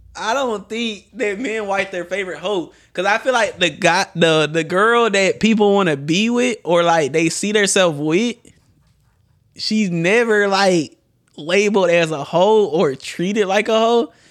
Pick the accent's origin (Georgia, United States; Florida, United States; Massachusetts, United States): Georgia, United States; Atlanta; I'm from Atlanta